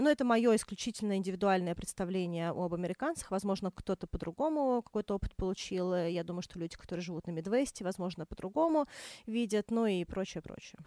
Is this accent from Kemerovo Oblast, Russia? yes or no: no; Moscow, Russia; also born or lived in Australia; Я выросла в Москве